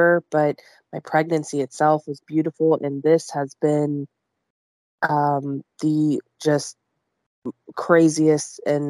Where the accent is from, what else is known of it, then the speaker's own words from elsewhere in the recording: Youngstown, Ohio, United States; I am from Youngstown, Ohio. I live in a little suburb outside of Youngstown, which is Camel, Ohio